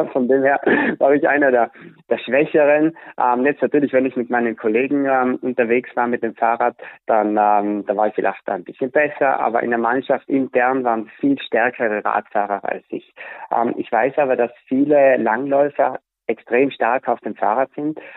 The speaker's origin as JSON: {"language": "German", "area": "South Tyrol", "region": "Trentino-Alto Adige", "country": "Italy", "said": "bei uns in Südtirol"}